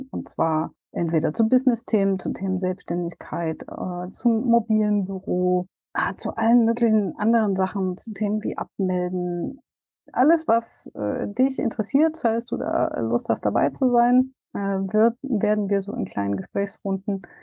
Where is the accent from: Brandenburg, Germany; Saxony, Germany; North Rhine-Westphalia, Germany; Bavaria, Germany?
Saxony, Germany; Dresden; auf das Event in Dresden endlich jetzt hier in meiner Heimat auf dem Campingplatz, wo ich tatsächlich äh, total gerne auch bin.